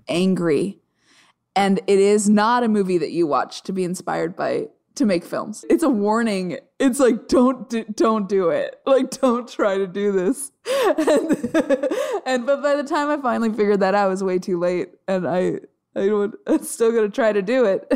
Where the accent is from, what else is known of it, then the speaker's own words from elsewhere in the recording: Arizona, United States; I grew up in Arizona